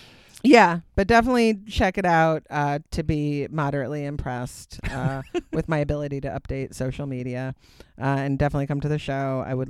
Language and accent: English; Simsbury, Connecticut, United States; It was awesome in my hometown.